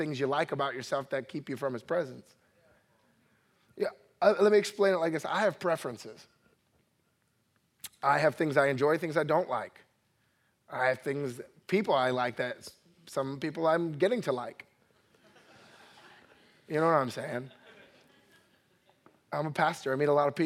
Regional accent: New Jersey, United States; I'm originally from New Jersey, grew up in a Puerto Rican family.

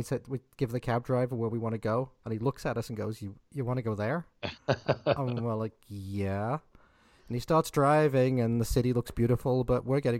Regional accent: Liverpool, North West England, United Kingdom; moved away as an adult; now in United States; I was freshly over from Liverpool actually at that point. I'd pretty much only been here like a year.

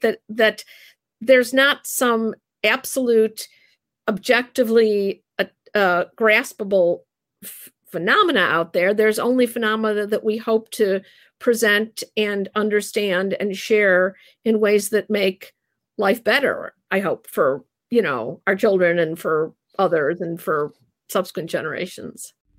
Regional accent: United States; now in Narberth, Pennsylvania, United States; I was raised in the United States

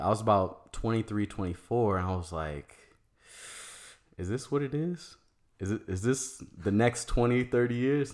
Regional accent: Maryland, United States; moved away as an adult; also born or lived in Virginia / Washington, D.C. / Arizona; I was born in Virginia. I lived and grew up in Maryland, but I went to school in D C

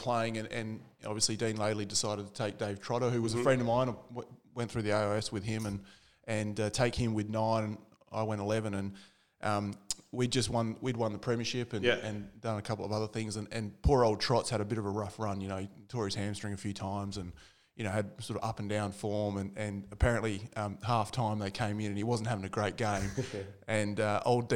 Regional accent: Happy Valley, South Australia, Australia; I was a battler from Happy Valley

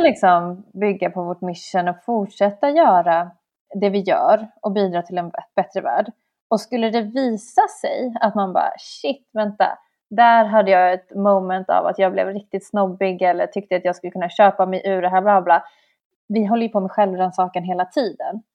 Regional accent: Stockholm, Stockholm County, Sweden; vi i Stockholm

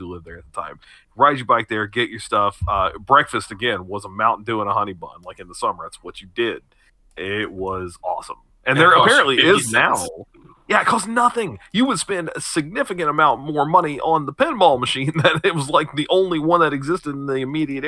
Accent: Kewanee, Missouri, United States; also born or lived in New Madrid, Missouri; I lived in New Madrid until I was 5, and then my parents moved to Kewaunee, which is a very small place about 10 minutes outside of New Madrid. Lived there from 5 to 18

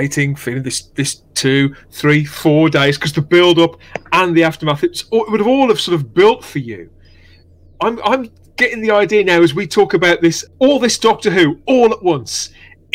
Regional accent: West Midlands, United Kingdom; as a 8-9-year-old kid growing up in the West Midlands

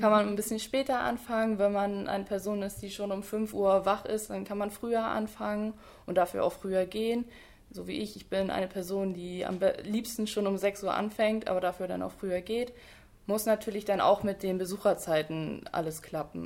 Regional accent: Lehe, Schleswig-Holstein, Germany; ich komme äh, aus Lehe, und deswegen war mir eigentlich auch klar, dass ich dann beim Kreis Dithmarschen arbeite, weil ich einfach aus Dithmarschen komme

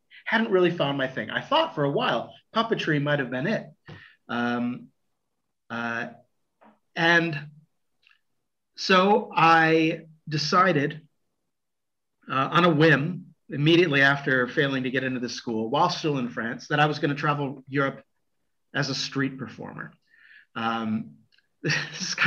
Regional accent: United States; moved away as an adult; now in Florence, Italy; I'm an American

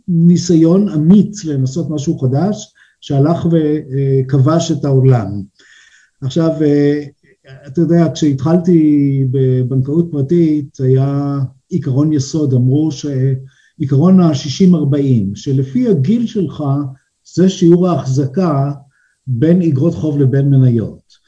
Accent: Israel; now in Switzerland; וגם אני ישראלי שהגיע פה והתחיל להתגלגל, אה, בין הבנקים

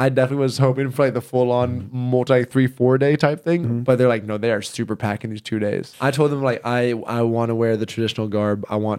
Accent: the South, United States; I grew up in the South.

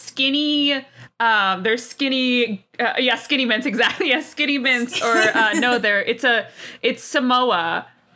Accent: South Central Pennsylvania, United States; my hometown

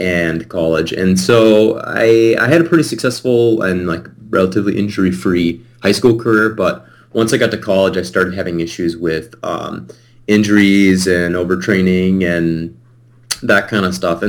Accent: Eden Prairie, Minnesota, United States; I was born and raised in Eden Prairie. It's a little suburb of the Twin Cities here in Minnesota.

